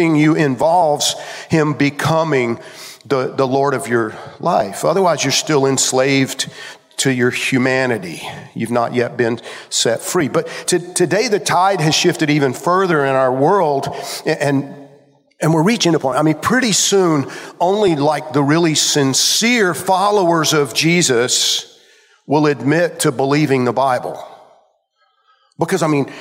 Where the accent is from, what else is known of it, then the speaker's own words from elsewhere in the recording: Georgia, United States; When I was growing up in Georgia as a kid